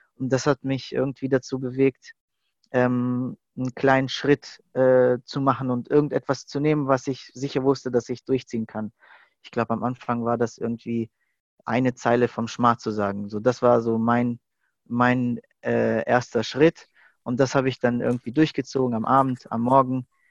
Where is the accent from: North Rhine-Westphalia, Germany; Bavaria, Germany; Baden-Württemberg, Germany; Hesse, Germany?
Baden-Württemberg, Germany; Stuttgart; ich hatte eigentlich mein ganzes Leben hier in Stuttgart verbracht, in die Schule gegangen, Ausbildung